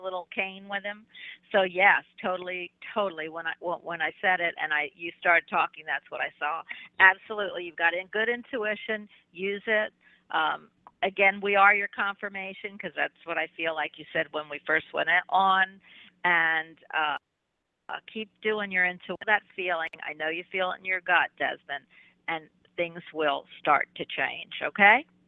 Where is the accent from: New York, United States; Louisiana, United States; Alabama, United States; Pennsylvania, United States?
Pennsylvania, United States; Philadelphia; now in Florida, United States; I'm from Philadelphia, even though via Florida for 30 or 40 years